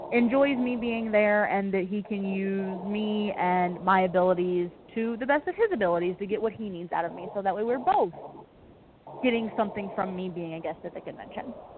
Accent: near Paducah, Kentucky, United States; it's so close to my hometown

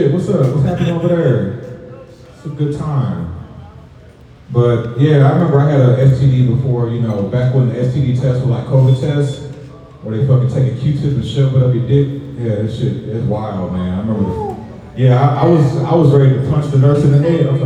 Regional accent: St. Louis, Missouri, United States; now in Georgia, United States; I'm not from Georgia, I'm originally from St. Louis

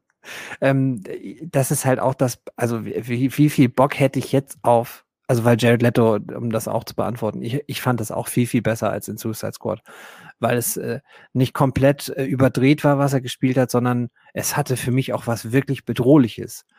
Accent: Germany; für uns als Deutsche

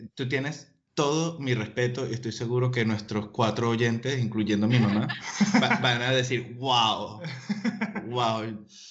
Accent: Venezuela; moved away; venimos este de Venezuela

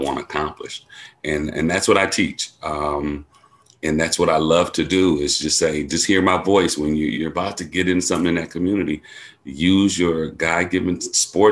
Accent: Milwaukee, Wisconsin, United States; I grew up in Milwaukee

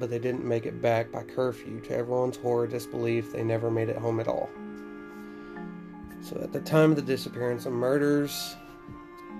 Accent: Daisetta, Texas, United States; as a kid when I grew up in Days Out of Texas

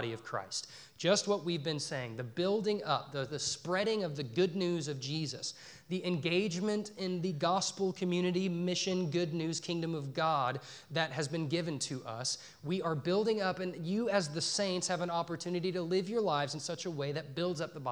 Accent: Dallas, Texas, United States; moved away as an adult; also born or lived in Northern Colorado; now in Poplar Bluff, United States; I grew up in the Dallas-Fort Worth Metroplex, and then I moved to Northern Colorado to an enormous college town

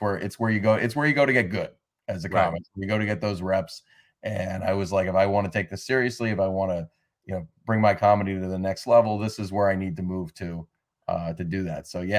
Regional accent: Massachusetts, United States; moved away as an adult; also born or lived in Shanghai, China; now in New York, United States; when I was living in Massachusetts, you know, growing up, but you know, lived there my whole life through high school.

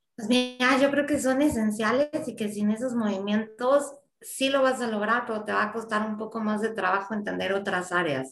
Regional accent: Mexico; mi país

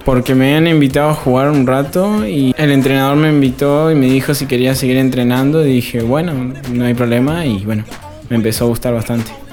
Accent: Neuquén, Argentina; tengo 17 años y soy de Neuquén

